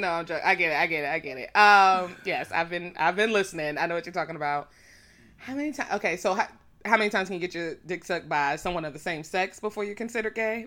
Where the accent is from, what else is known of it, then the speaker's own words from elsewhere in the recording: DMV area, Virginia, United States; The D M V area